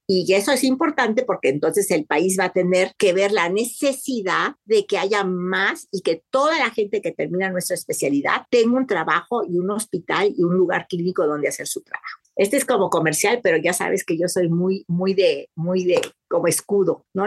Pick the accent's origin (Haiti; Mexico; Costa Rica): Mexico; soy mexicana